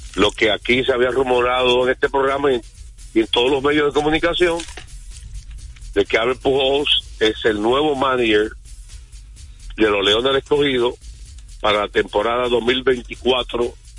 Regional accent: Dominican Republic; yo soy dominicano

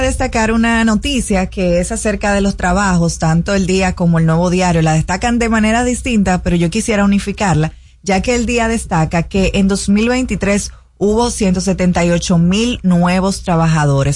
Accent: Dominican Republic

